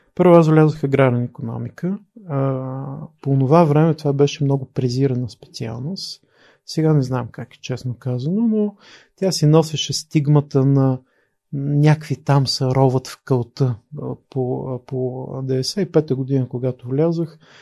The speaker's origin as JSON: {"language": "Bulgarian", "town": "Pleven", "region": "Pleven Province", "country": "Bulgaria", "tie": "born or raised there", "also_born_or_lived": "Sofia", "moved": "as an adult", "said": "Роден съм 73-та година в София, израснал съм в Плевен"}